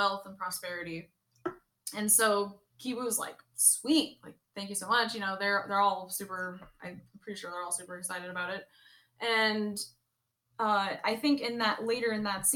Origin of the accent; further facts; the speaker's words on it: the South, United States; accent: southern; my southern comes out